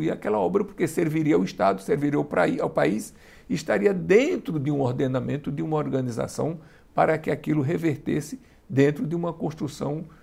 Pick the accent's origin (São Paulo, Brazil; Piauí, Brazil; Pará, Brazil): Piauí, Brazil; eu sou do Piauí.